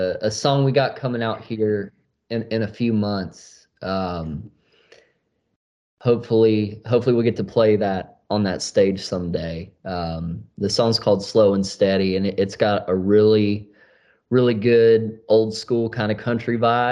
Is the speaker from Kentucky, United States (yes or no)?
yes; Florence, Kentucky, United States; I'm from Florence, Kentucky. It's really close to Cincinnati, Ohio.